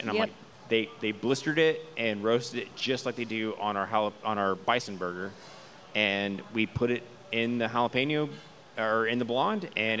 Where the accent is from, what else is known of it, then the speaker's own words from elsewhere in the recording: Houston, Texas, United States; Born and raised in Houston, so enchiladas. I'd say this is a very Houston beer in my opinion.